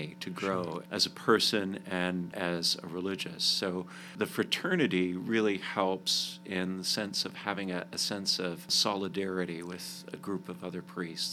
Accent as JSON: {"language": "English", "town": "Calgary", "region": "Alberta", "country": "Canada", "tie": "born or raised there", "also_born_or_lived": "Providence, Rhode Island / Nashville, Tennessee / Washington, D.C.", "moved": "as an adult", "lives_now": "United States", "said": "I grew up in Canada, in the city of Calgary. I moved to the States in 2006"}